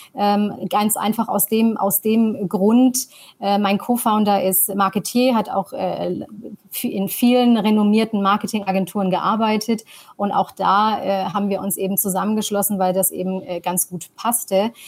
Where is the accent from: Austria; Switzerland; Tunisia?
Tunisia; also born or lived in New York; now in Germany; bin gebürtige Tunesierin